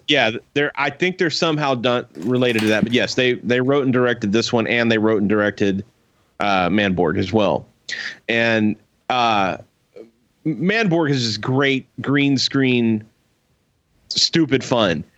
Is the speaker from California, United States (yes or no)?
no; Alvin, Texas, United States; growing up in Alvin